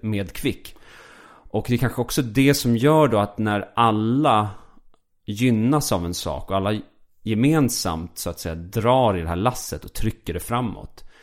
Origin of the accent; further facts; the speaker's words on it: Falun, Dalarna County, Sweden; jag är uppväxt i Falun